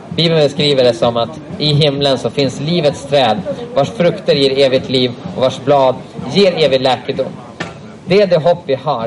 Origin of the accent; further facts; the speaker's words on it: Sweden; jag som svensk